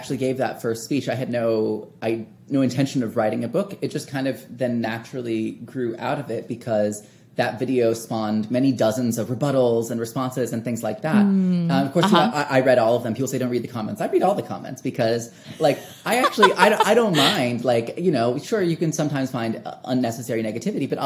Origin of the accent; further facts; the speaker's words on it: Wichita, Kansas, United States; a different church in my hometown of Wichita, Kansas